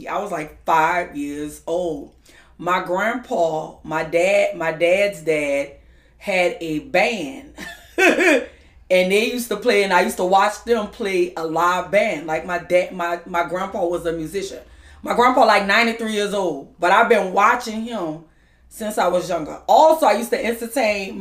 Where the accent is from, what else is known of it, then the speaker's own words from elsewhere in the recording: New Orleans, Louisiana, United States; I am from the Sixth Ward, the Treme area, where they have all the second lines and stuff